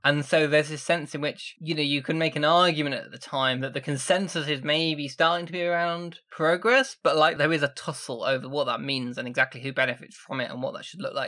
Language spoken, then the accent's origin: English; Sheffield, Yorkshire and the Humber, United Kingdom; I'm from Sheffield